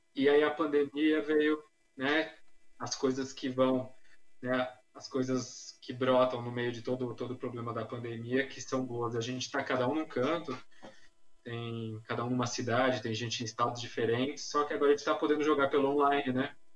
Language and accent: Portuguese; São Paulo, Brazil; eu sou nascido, na verdade, na fronteira ali, São Paulo-Guarulhos, então, sou da cidade de São Paulo.